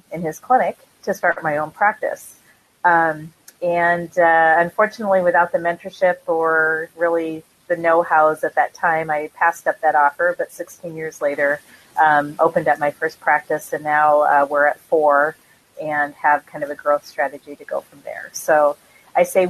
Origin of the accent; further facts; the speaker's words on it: Iowa, United States; I am from Iowa.